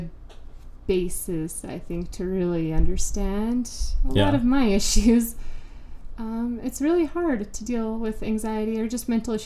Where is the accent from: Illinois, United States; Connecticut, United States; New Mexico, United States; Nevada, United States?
New Mexico, United States; Albuquerque; I was raised here in Albuquerque, New Mexico